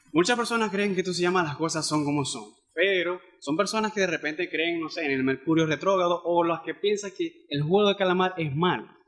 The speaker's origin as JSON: {"language": "Spanish", "town": "Cabimas", "region": "Zulia", "country": "Venezuela", "moved": "yes", "lives_now": "Maracaibo, Venezuela", "said": "yo soy de Cabima, yo, el, trabajo me salió aquí y aquí estoy"}